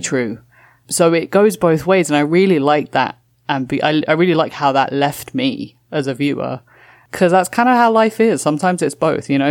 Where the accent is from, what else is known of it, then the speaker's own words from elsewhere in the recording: London, United Kingdom; moved away as an adult; also born or lived in Toronto, Canada / Walthamstow, London; now in New York, United States; I grew up in London and I'm now living in New York